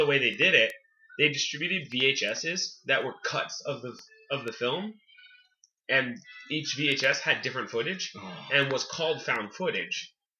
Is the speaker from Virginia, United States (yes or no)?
no; California, United States; moved away; also born or lived in Wyoming; I grew up living in California, and then I moved to Wyoming. So I watched this movie, and, okay, I lived in Wyoming from 1999 to 2004.